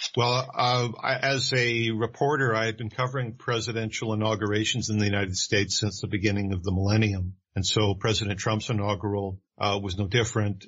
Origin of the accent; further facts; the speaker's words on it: Vancouver, British Columbia, Canada; I, am a Canadian. I was born and raised in Vancouver, British Columbia